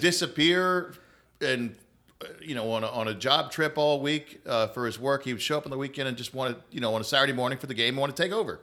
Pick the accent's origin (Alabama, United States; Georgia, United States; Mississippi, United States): Georgia, United States; Atlanta; moved away; I grew up in Atlanta, North Atlanta, in a suburb